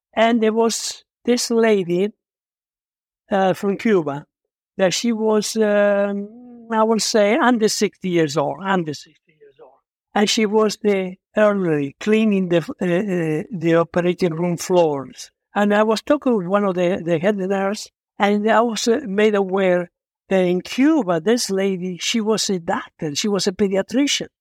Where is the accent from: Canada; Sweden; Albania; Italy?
Italy; English is a second language; moved away as an adult; also born or lived in Argentina; now in United States